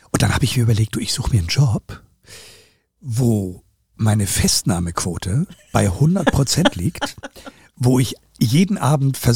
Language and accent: German; Hamburg, Germany; Und damit habe ich auf jeden Fall meinen Soll als Hamburger